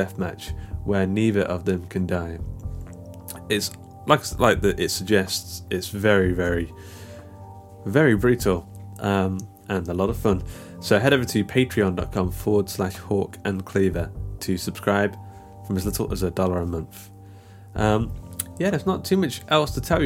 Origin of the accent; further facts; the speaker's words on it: Mansfield, East Midlands, United Kingdom; the local comic book shop in my hometown of Mansfield